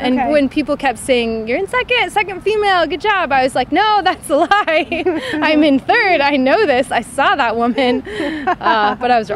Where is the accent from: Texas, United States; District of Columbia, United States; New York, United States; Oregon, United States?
Oregon, United States; Portland; moved away as an adult; now in Edgewater, United States; growing up in Portland